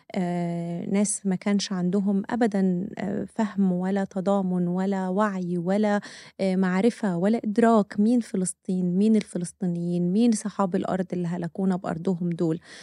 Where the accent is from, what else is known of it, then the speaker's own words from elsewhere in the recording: Egypt; احنا كمصريين